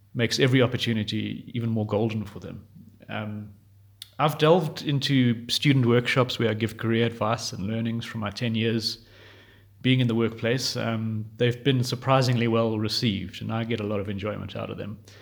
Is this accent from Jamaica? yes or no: no; Johannesburg, Gauteng, South Africa; from Johannesburg, South Africa